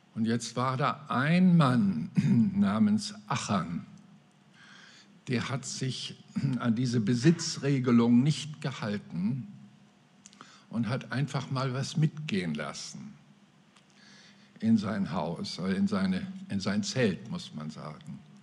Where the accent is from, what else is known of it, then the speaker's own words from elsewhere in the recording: Mecklenburg-Vorpommern, Germany; bei uns in Mecklenburg-Vorpommern